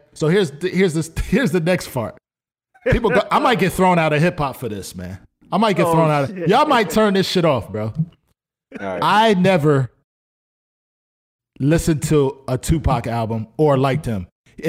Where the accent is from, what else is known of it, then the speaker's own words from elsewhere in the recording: New York, United States; The biggest record in New York was what was the one shit that they had with … and all of them? I'm from New York.